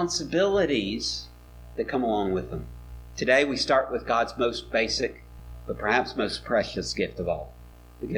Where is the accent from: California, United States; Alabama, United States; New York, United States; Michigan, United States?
Alabama, United States; Mobile; I was growing up in Mobile. I was a middle schooler